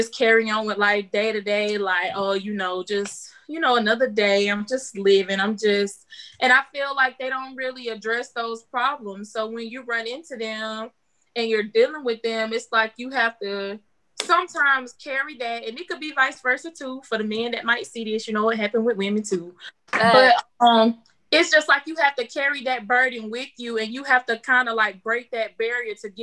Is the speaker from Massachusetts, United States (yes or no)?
no; Elba, Alabama, United States; I'm 22 years old, and I'm from Elba, Alabama